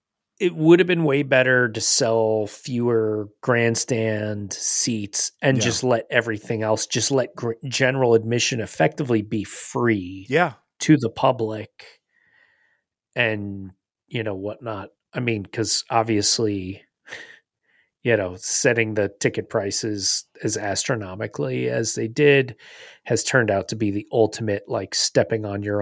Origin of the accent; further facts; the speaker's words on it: New Jersey, United States; I'm from New Jersey.